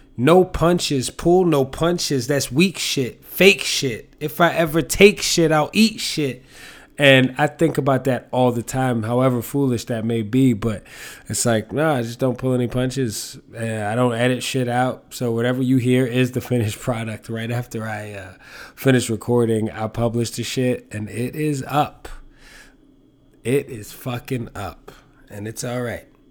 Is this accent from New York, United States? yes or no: yes; New York City, New York, United States; I'm from the Bronx and that's how my mom said it